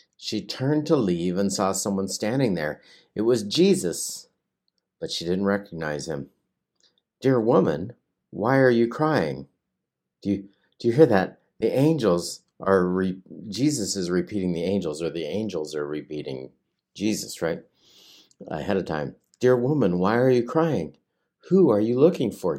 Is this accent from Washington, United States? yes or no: yes; Hanford site, Washington, United States; I grew up at the in the shadow of the Hanford site, you know, I and I, I worked there for a long time